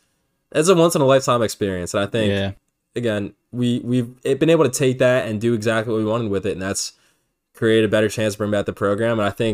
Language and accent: English; Philadelphia, Pennsylvania, United States; we're from Philly.